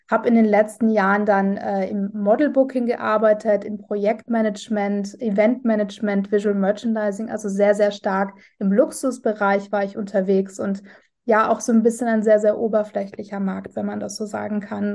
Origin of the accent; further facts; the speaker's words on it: Vienna, Austria; ich komme ursprünglich aus Wien